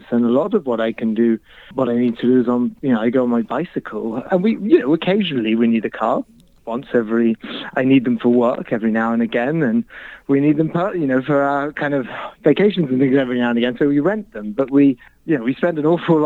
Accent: Birmingham, West Midlands, United Kingdom; also born or lived in London / Nairobi, Kenya / Mumbai, India; now in Chicago, United States; I'm British. I grew up in Birmingham, which is the sort of car manufacturing city of the UK historically

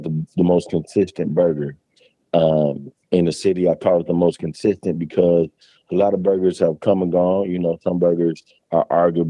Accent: Harvey, Illinois, United States; I grew up in Harvey, Illinois.

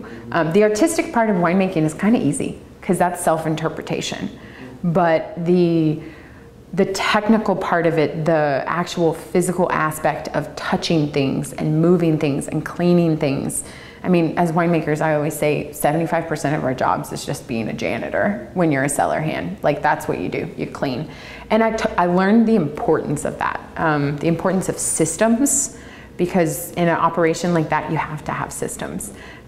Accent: the South, United States; Growing up in the South, your community is everything.

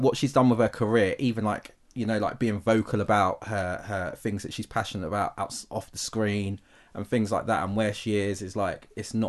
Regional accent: United Kingdom; as a Brit

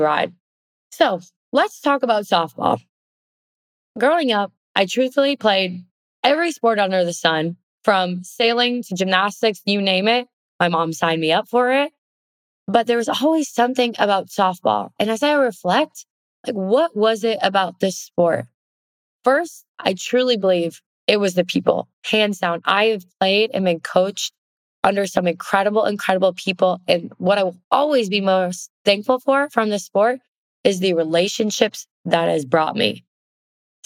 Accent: Oshkosh, Wisconsin, United States; I was born and raised in Oshkosh, Wisconsin.

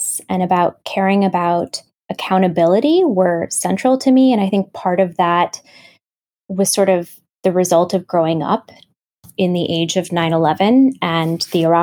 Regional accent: Grand Rapids, Michigan, United States; moved away as an adult; also born or lived in Pakistan; my hometown in Grand Rapids, Michigan

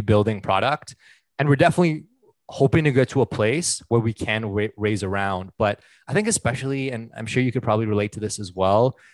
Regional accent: Ottawa, Ontario, Canada; moved away as an adult; now in Vancouver, Canada; born and raised in Ottawa, currently based out of Vancouver.

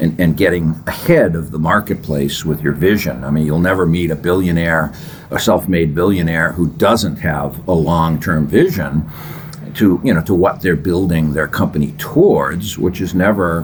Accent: Massachusetts, United States; I grew up in Massachusetts

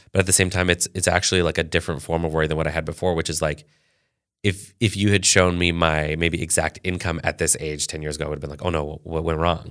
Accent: Canada; I was born in Canada

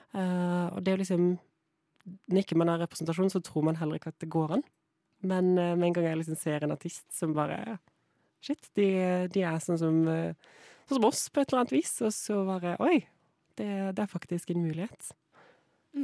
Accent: Kristiansand, Agder, Norway; Jeg er jo fra Kristiansand

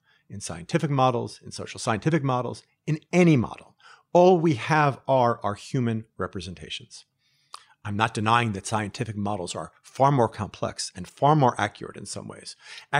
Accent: United States; also born or lived in Israel; I'm American, I'm Israeli

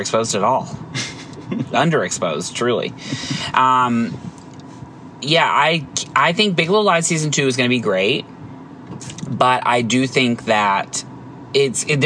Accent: the South, United States; now in Los Angeles, United States; I'm from the South

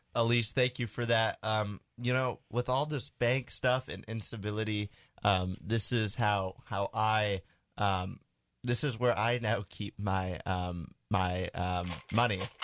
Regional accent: United States; I'm an American

